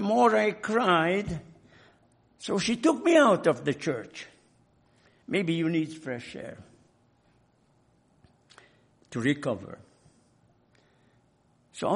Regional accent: Hungary; moved away; In my home country, in Hungary

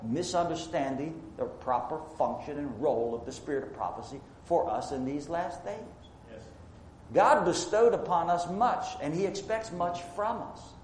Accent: United States; I say this as an American who's proud of being an American

